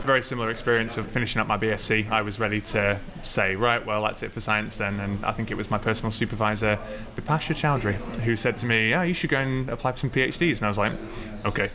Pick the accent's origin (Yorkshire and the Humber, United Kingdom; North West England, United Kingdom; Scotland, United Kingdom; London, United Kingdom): London, United Kingdom; I grew up in North London as well, in Barnet